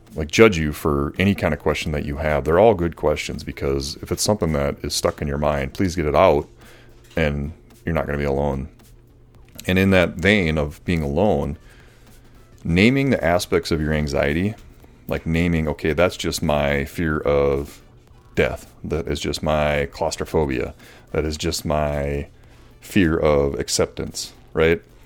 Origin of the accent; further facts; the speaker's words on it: Morris, United States; I grew up in the Lutheran Church here